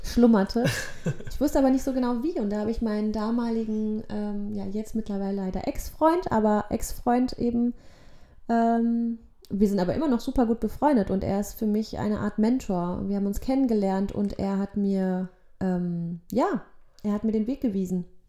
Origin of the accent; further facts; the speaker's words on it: Germany; also born or lived in Poland; ich war ein Jahr alt, als wir dann nach Deutschland gekommen sind